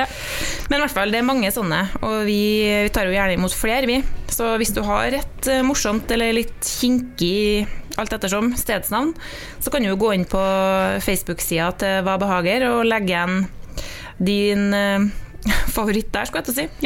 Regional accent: Trolla, Trøndelag, Norway; jeg kommer jo fra Trolla

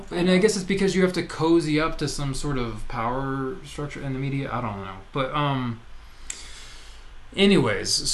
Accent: Texas, United States; I grew up in Texas

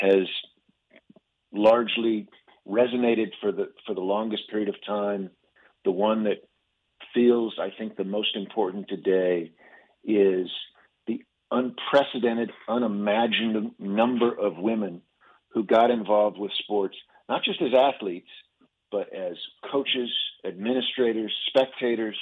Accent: Kansas City, Missouri, United States; I grew up in Kansas City

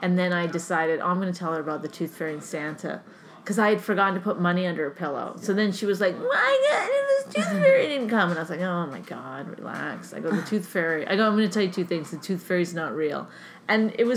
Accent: Canada; I'm Canadian

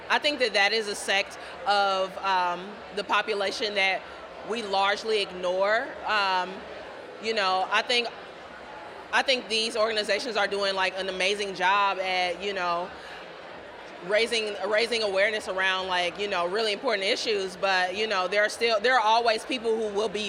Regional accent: Ohio, United States; I'm from Ohio originally, so it's an eight-hour commute.

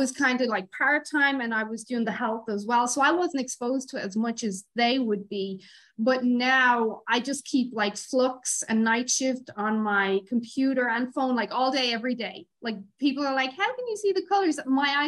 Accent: Ireland; growing up in Ireland

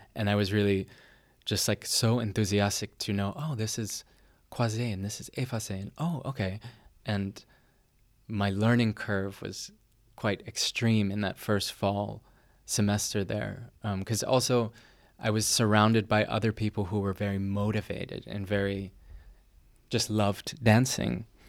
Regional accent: near Boston, Massachusetts, United States; also born or lived in Härnösand, Sweden; now in Dresden, Germany; I was born near Boston, Massachusetts. Um, and I live in Dresden, Germany

